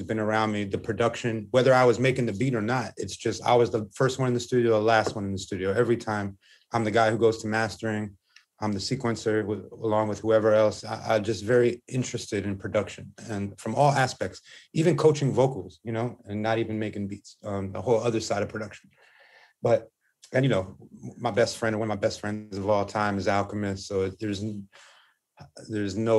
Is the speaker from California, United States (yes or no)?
yes; Los Angeles, California, United States; also born or lived in Hollywood / Santa Monica; I moved with my mom to where she can afford. And that was Venice